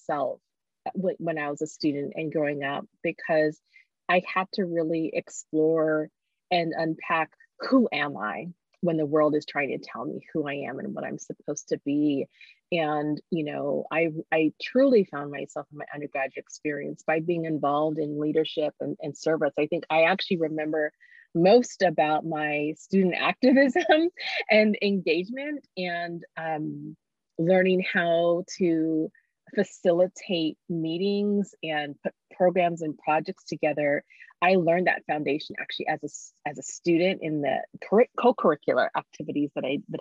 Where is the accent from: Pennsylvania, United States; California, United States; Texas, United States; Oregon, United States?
Oregon, United States; Eugene; also born or lived in Zambia; I actually was born in Zambia, moved here. But really all I've ever known is Eugene in terms of like my growing foundation